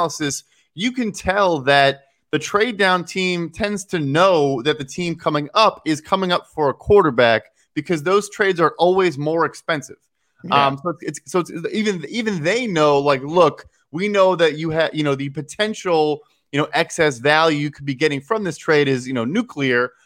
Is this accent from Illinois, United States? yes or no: yes; Chicago, Illinois, United States; I'm from Chicago